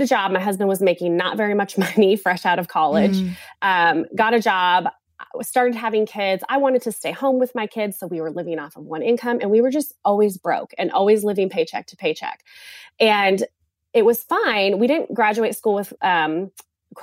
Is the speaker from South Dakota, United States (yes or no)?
no; California, United States; moved away as an adult; now in South Carolina, United States